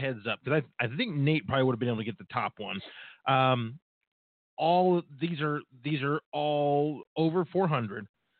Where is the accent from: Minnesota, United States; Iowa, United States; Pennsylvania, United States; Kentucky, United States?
Pennsylvania, United States; Reading; moved away; We do have a Sizzler up in my hometown in Reading, but I haven't seen one here.